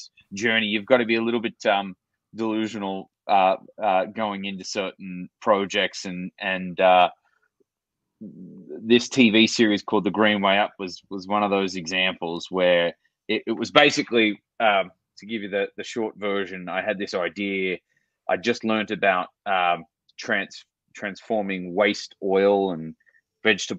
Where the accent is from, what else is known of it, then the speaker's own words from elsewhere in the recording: Australia; accent: Aussie; moved away as an adult; now in United States; my Aussie accent